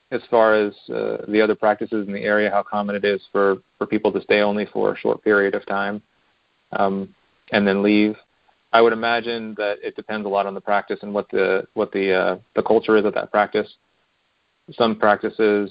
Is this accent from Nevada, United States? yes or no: no; Pennsylvania, United States; we're from not Pittsburgh area, but we're from Pennsylvania.